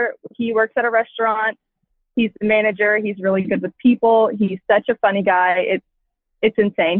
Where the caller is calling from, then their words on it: Manhattan, Kansas, United States; I am from Manhattan, Kansas